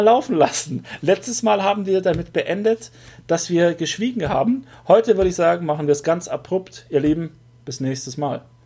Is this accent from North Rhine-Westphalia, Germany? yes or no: no; das Ländle, Baden-Württemberg, Germany; accent: Swabian; bei uns im Ländle ist es Weltsprache